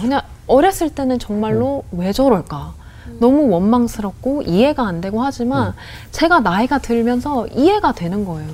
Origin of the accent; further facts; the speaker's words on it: Irvine, California, United States; accent: 교포 발음 (Korean-American accent); Korean is a second language; moved away as an adult; now in South Korea; 미국에서 태어나서